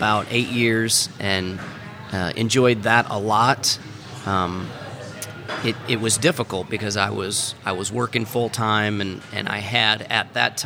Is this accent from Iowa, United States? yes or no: yes; Iowa, United States; moved away as an adult; now in Missouri, United States; I grew up in Iowa